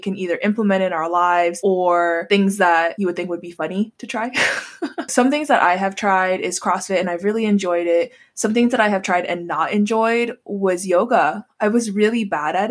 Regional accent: Hawaii, United States; moved away; I grew up in Hawaii and we eat Spam, eggs, and rice for breakfast

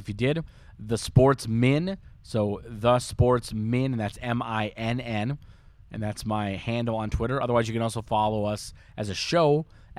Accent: Minnesota, United States; as a Minnesotan

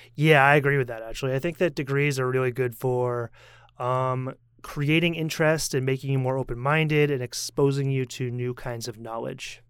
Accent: United States; now in Taiwan; as an American

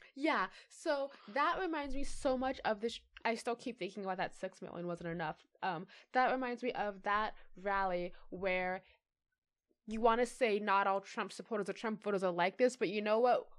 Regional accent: United States; It was inherent to me that I was American.

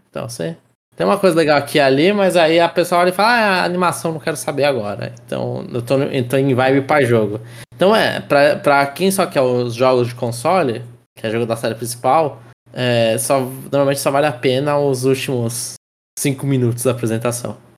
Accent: Brazil

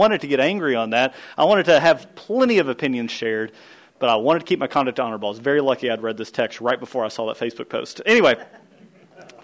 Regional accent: United States; the DNA that's within me as an American rebel

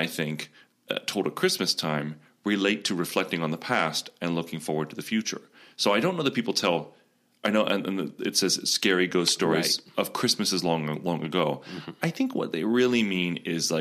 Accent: Florida, United States; moved away; growing up in Florida

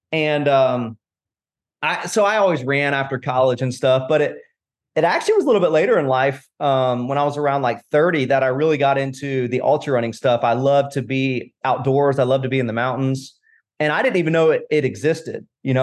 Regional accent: Tampa, Florida, United States; moved away as an adult; also born or lived in Raleigh, North Carolina / Durham, North Carolina; now in Greensboro, United States; I was born in Tampa, Florida

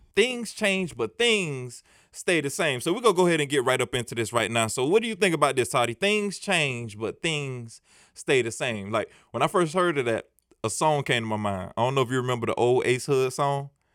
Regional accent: United States; I grew up in Scott Projects, and it's right down the street

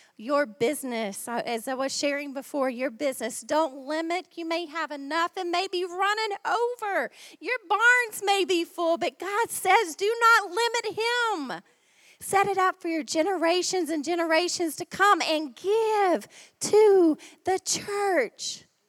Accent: Ohio, United States; accent: American; moved away as an adult; now in Australia; my home state

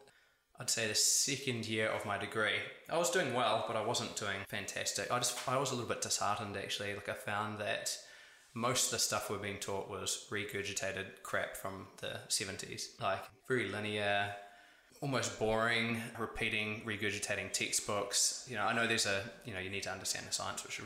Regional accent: Upper Hutt, Wellington, New Zealand; now in Wellington, New Zealand; I was born in the Great Sun Valley out in Upper Hutt there

